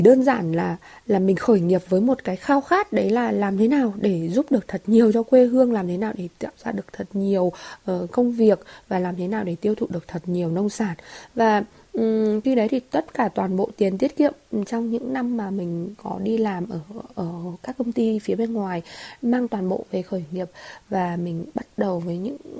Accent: Hà Giang, Vietnam; also born or lived in Hanoi; quay về quay trở về quê hương và làm một cái điều gì đó với cái nền nông sản của quê nhà

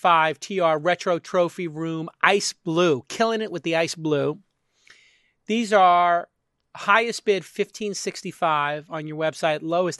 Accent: Brooklyn, New York, United States; And Air Jordans were a bit of a liability growing up in Brooklyn, because if you were wearing them, you could get jumped for them.

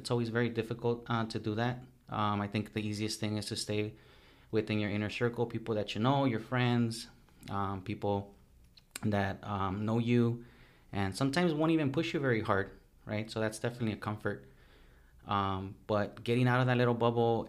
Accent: Los Angeles, California, United States; also born or lived in Mexico; now in Newport Beach, United States; I've been living in East LA pretty much for my whole youth

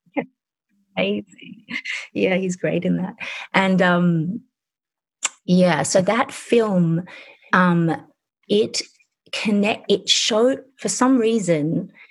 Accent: Sydney, New South Wales, Australia; also born or lived in England; I was born in England and I was growing up in suburban Australia in Sydney

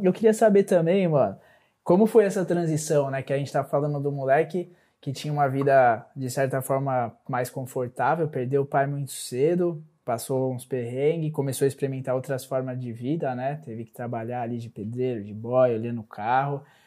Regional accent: Mongaguá, São Paulo, Brazil; eu também passei uma boa parte da minha adolescência em Mongaguá

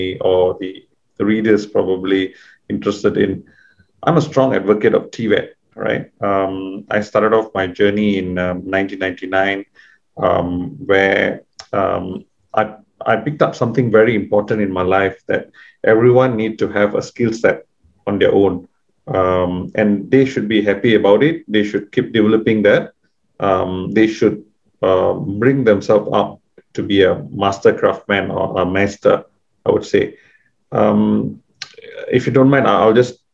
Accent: Seremban, Negeri Sembilan, Malaysia; also born or lived in United Kingdom; we grew up in that kind of culture

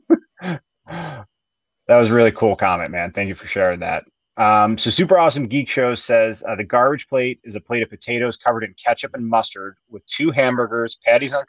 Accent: Chicago, Illinois, United States; I grew up in Chicago, and there was a place in Chicago. I grew up on the north side

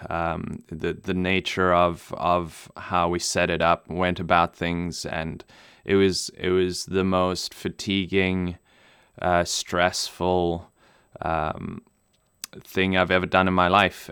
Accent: Namibia; first language German; English is a second language; moved away; I grew up in Namibia

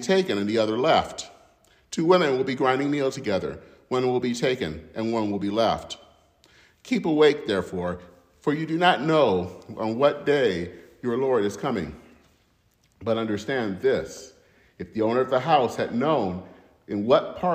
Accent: Flint, Michigan, United States; the YMCA in my hometown in Flint, Michigan

